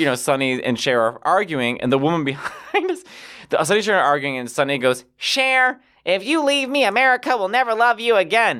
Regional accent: Midwest, United States; I'm from the Midwest.

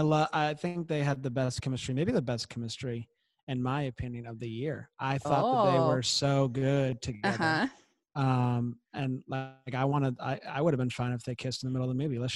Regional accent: Florida, United States; I'm from Florida

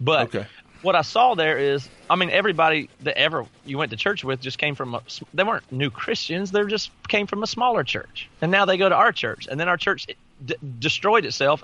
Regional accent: the South, United States; I grew up in the South.

